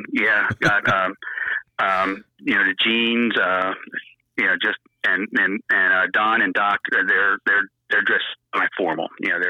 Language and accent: English; New Jersey, United States; yeah, and I'm from Jersey.